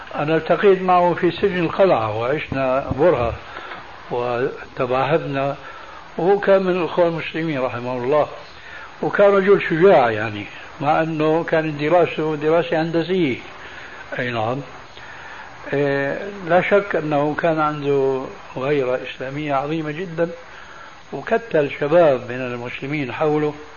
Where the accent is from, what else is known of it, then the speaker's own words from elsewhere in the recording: Syria; وعندنا في سوريا